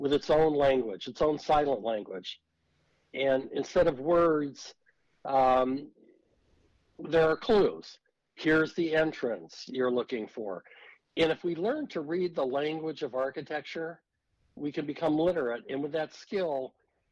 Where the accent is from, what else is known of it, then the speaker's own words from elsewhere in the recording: Silicon Valley, California, United States; I was raised in Silicon Valley in California